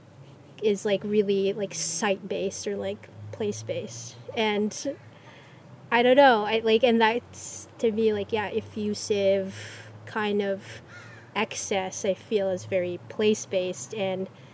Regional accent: Gulf Coast of Florida, United States; moved away; in Florida where I grew up in the Gulf Coast

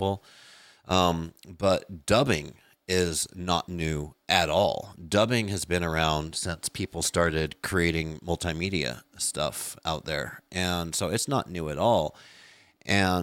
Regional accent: United States; I'm American

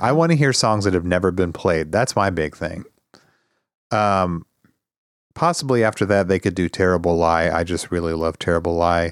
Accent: Midwest, United States; also born or lived in Arizona; we're also sort of Midwesterners

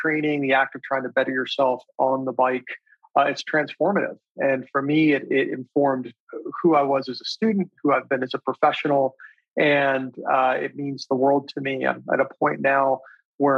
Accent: Little Rock, Arkansas, United States; moved away; also born or lived in Park City; founded a company called Competitive Cyclist in my hometown of Little Rock, Arkansas.

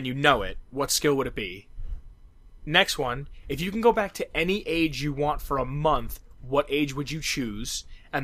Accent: East Coast, United States; we grew up on the East Coast, right?

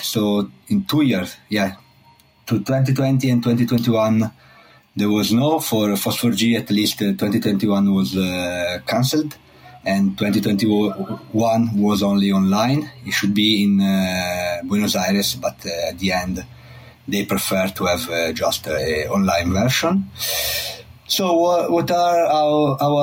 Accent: Italy; also born or lived in Trento / Geneva; I'm from Italy. I live in Trento, in the north of part of Italy

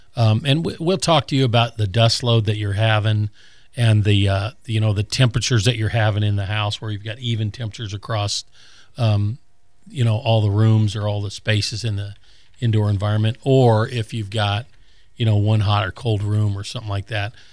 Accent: Colorado, United States; now in Gulf Breeze area, Florida, United States; when I was a kid growing up in Colorado

